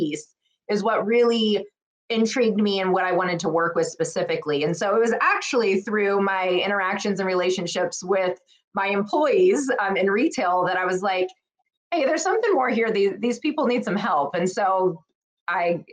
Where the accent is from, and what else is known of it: Southern California, United States; born or raised there; moved away as an adult; now in Arizona, United States